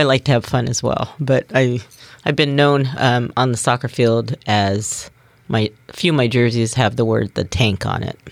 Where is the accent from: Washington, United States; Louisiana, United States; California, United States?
Washington, United States; Bremerton; I was born and raised in Kitsap County, um, born and raised in Bremerton.